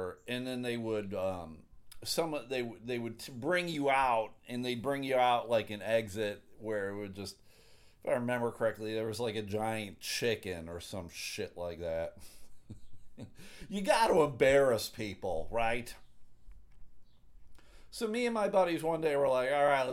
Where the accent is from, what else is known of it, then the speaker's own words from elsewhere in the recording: Buffalo, New York, United States; I grew up in Buffalo, New York